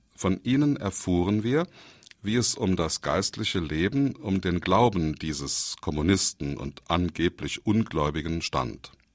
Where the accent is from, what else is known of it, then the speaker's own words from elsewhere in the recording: Saarland, Germany; bei uns im Saarland